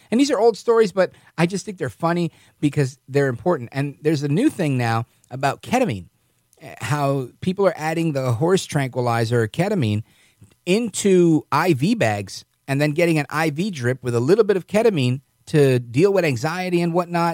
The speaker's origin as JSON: {"language": "English", "region": "New York", "country": "United States", "said": "as a New Yorker"}